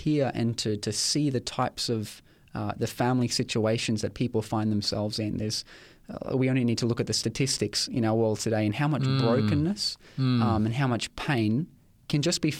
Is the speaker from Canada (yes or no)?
no; Ipswich, Queensland, Australia; It's my hometown. I know it's got a bit of a reputation, or had a bit of a reputation, but it's the place where I was born. It's the place where I grew up, and I've spent most of my life in that particular town.